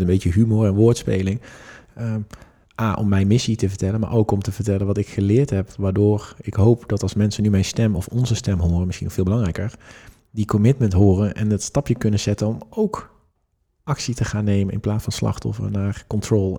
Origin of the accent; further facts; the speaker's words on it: Netherlands; in mijn oog als Nederlanders